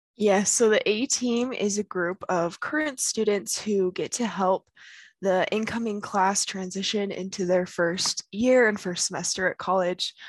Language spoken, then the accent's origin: English; South Weber, Utah, United States; I'm from South Weber, Utah